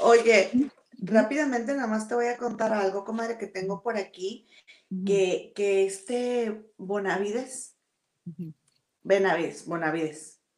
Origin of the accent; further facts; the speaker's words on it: Monterrey, Nuevo León, Mexico; moved away as an adult; also born or lived in England; now in United Kingdom; nosotras somos de Monterrey